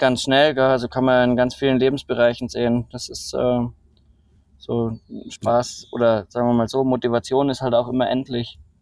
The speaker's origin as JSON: {"language": "German", "town": "Rosenheim", "region": "Bavaria", "country": "Germany", "tie": "born or raised there", "said": "geboren in äh, Rosenheim, äh, südlich von München, ähm, an den Bergen, bin in den Bergen, mit den Bergen aufgewachsen."}